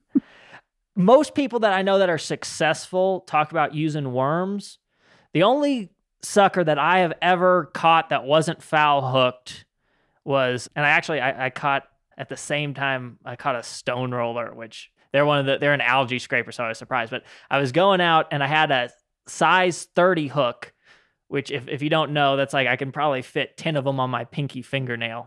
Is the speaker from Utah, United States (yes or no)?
yes; Utah, United States; When I was growing up in Utah